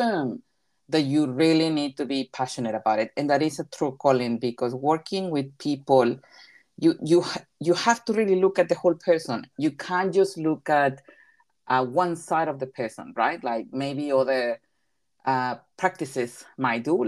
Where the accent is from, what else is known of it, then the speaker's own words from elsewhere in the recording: Coatzacoalcos, Veracruz, Mexico; first language Spanish; English is a second language; moved away as an adult; also born or lived in Toronto, Canada; now in New Zealand; Well, I am originally from Mexico. I was born in Coatzacoalcos, so that's in the south of Mexico, and I have been in New Zealand since 2007.